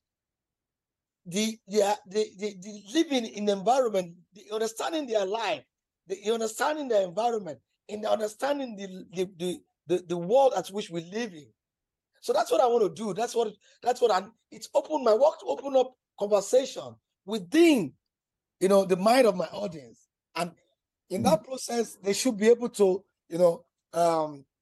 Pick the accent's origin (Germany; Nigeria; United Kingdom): Nigeria; as a Nigerian artist